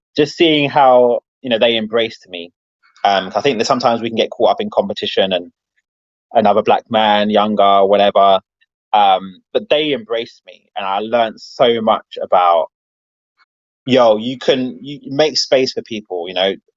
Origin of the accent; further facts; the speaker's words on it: London, United Kingdom; the area that I was from Wembley